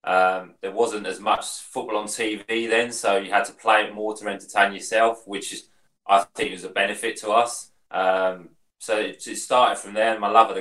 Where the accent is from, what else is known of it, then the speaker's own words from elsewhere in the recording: Hastings, South East England, United Kingdom; I'm born and bred in Hastings.